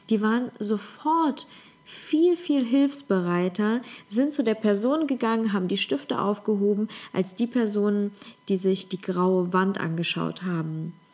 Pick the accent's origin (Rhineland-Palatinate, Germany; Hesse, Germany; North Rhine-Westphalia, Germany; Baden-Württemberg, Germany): North Rhine-Westphalia, Germany; Leverkusen; also born or lived in Ukraine; Ich komme aus Leverkusen, aus Leverkusen-Opladen, da bin ich groß geworden. Also ich komme aus der Ukraine ursprünglich, aber ich bin in Leverkusen groß geworden.